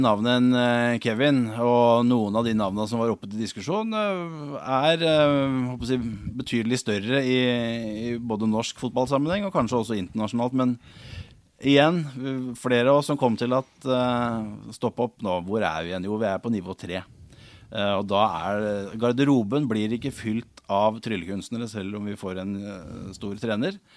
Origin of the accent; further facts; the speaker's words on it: Hamar, Innlandet, Norway; Jeg er født og oppvokst på Briskeby